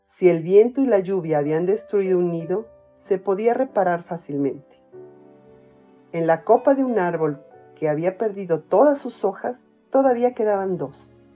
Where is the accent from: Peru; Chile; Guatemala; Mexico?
Mexico; soy mexicana, tengo 55 años y vivo en Toluca.